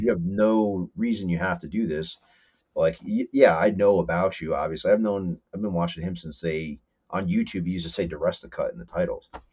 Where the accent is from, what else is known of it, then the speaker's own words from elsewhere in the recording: Whippany, New Jersey, United States; I grew up in Whippany, in Morris, in Morris County